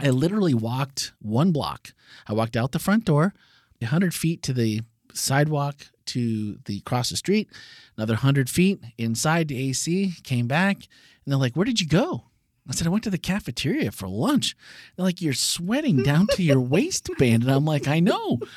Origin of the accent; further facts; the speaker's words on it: Wisconsin, United States; I grew up in Wisconsin, just across the lake there